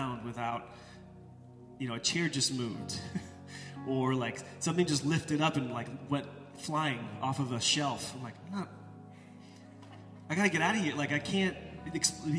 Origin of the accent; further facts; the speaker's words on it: United States; Most of us as American disciples